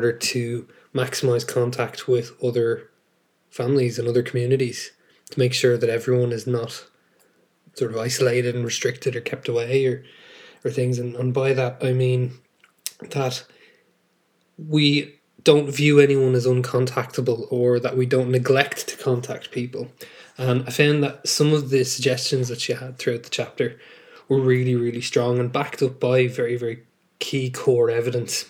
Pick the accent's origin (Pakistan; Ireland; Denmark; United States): Ireland; Dublin, Leinster; also born or lived in West London; I'm an English and History secondary school teacher from North Dublin and the Republic of Ireland.